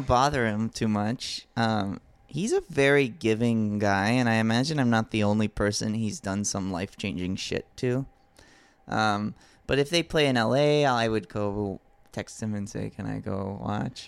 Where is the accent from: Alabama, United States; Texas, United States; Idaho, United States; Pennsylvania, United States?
Alabama, United States; grew up in Alabama